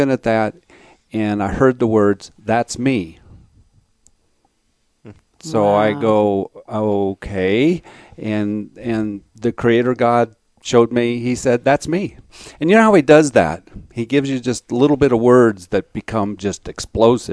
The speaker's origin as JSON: {"language": "English", "town": "Alamosa", "region": "Colorado", "country": "United States", "tie": "born or raised there", "moved": "as an adult", "said": "I grew up in Alamosa, Colorado"}